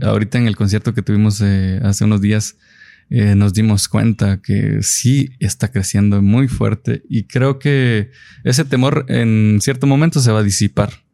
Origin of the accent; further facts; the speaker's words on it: Guatemala; somos guatemaltecos que estamos haciendo el trabajo